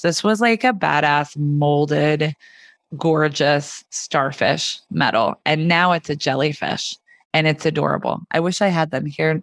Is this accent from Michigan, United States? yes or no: no; Kansas, United States; now in Amelia Island, United States; I grew up in Kansas, which is landlocked.